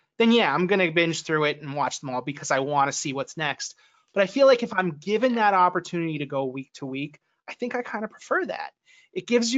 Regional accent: Mercer County, New Jersey, United States; I grew up in Mercer County.

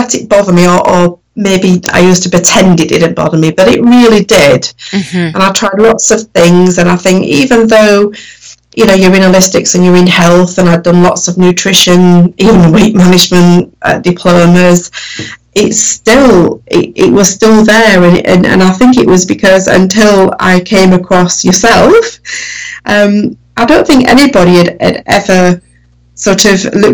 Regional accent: Sheffield, Yorkshire and the Humber, United Kingdom; accent: northern; I grew up in Sheffield, which is like a northern part of the UK. So my accent is very northern.

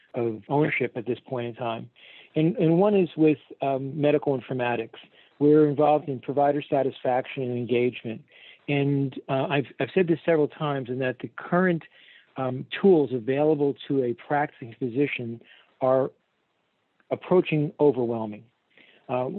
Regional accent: New York, New Jersey, Northeast, United States; moved away as an adult; now in Fort Myers, United States; I was originally from the Northeast, New York, New Jersey

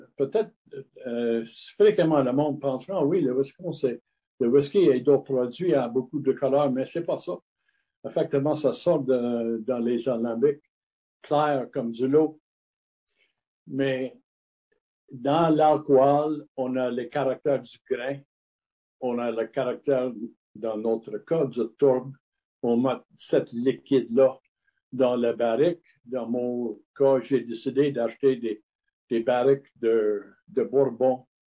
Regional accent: Montreal, Quebec, Canada; French is a second language; now in Sutton, Canada; j'étais né à, la Chine, la ville de la Chine à Montréal, mais mon père était, était né à, à Paisley, proche de Glasgow en Écosse

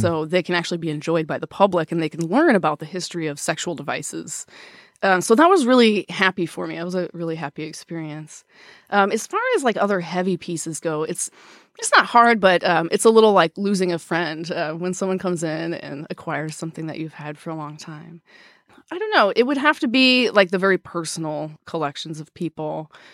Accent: Wisconsin, United States; now in Seattle, United States; I grew up in Wisconsin

